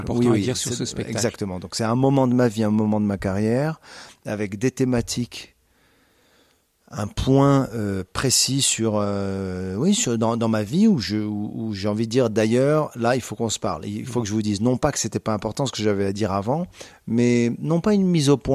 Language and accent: French; Casablanca, Casablanca-Settat, Morocco; also born or lived in Canada / United States; now in France; C'est la ville natale. C'est là où j'ai grandi. C'est là où j'ai été euh, élevé.